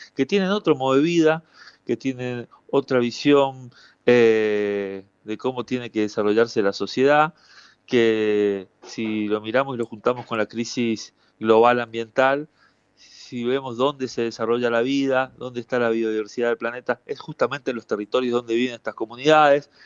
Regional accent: Misiones, Argentina; Yo soy de Misiones

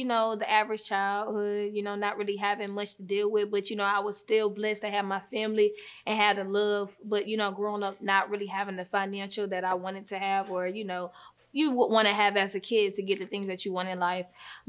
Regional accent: Riverdale, Georgia, United States; also born or lived in west side (Atlanta); Well, once I moved to Riverdale at, like, 8, because at first I grew up on the west side.

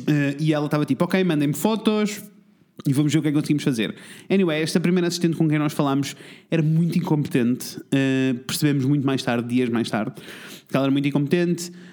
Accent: Portugal; nós somos portugueses

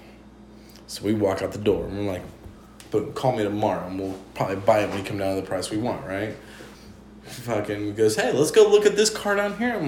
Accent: Chillicothe, United States; my hometown, Chillicothe

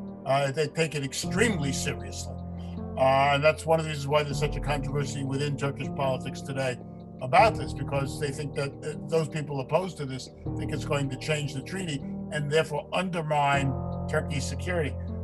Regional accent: New York, United States; I'm a New Yorker

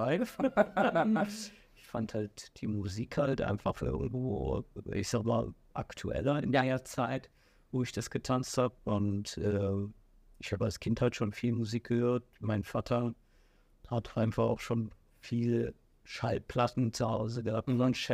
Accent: Saxony, Germany; Ich sag mal, dort, wo ich groß geworden bin, dort, wo ich gelebt habe, das ganze Umfeld, ja. ich sag mal von Leipzig bis, äh, ich sag mal, Zwickau, Plauen, überall, wo es Diskotheken mhm. gibt

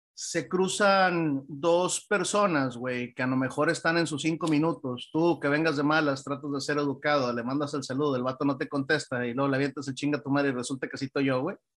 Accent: Mexico; nosotros como, como mexicanos

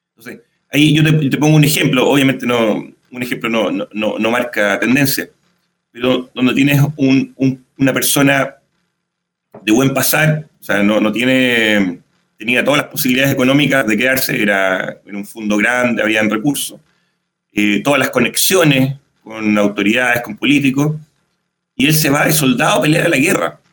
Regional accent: Chile; Como chilenos mestizos que somos todos

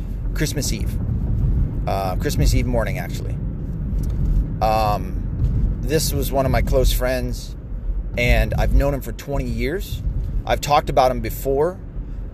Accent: Ann Arbor, Michigan, United States; I was raised around Ann Arbor, half raised

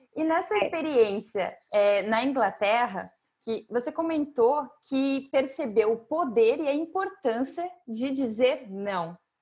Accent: Brazil; now in Portugal; eu como brasileira

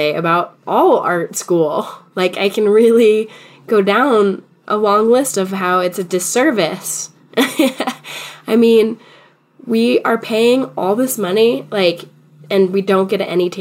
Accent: Boulder, Colorado, United States; also born or lived in Fort Collins, Colorado; now in Denver, United States; I grew up in Boulder

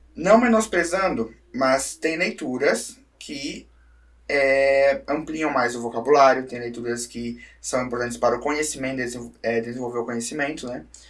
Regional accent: Brusque, Santa Catarina, Brazil; Eu faço questão de puxar meu X pra falar que eu sou de Brusque, né? Às vezes a cidade não me dá muito orgulho, mas, mas o sotaque sim

